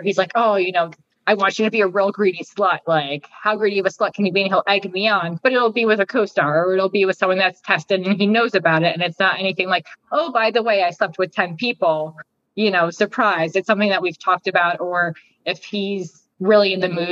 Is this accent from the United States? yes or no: yes; New Jersey, United States; moved away; also born or lived in Arizona; I'm from Jersey.